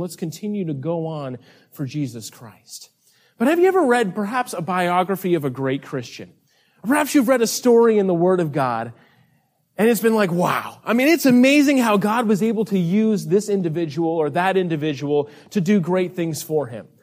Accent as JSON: {"language": "English", "region": "North Carolina", "country": "United States", "said": "we are from North Carolina, way, way on the other side of the continent here."}